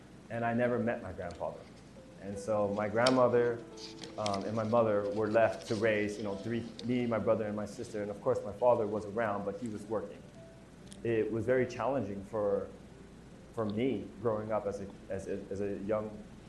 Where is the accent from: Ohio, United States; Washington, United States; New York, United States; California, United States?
California, United States; San Francisco; I'm Yonsei, fourth generation Japanese American, born and raised in San Francisco